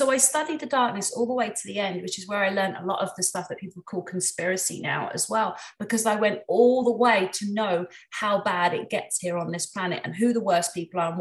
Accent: England, United Kingdom; I'm from England

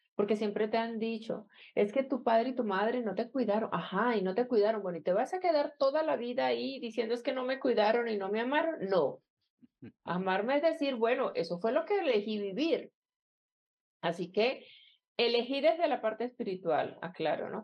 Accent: Colombia; donde yo nací en Colombia

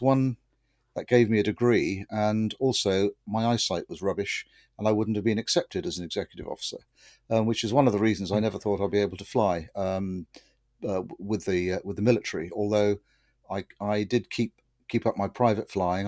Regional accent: Winchester, South East England, United Kingdom; moved away as an adult; now in Somerset, United Kingdom; I grew up in Winchester, which is uh, 100 miles or so to the east

